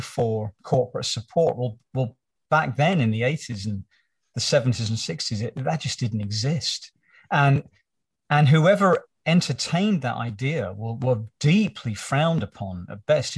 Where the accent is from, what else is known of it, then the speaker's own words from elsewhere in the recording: United Kingdom; growing up in Britain as I did at that time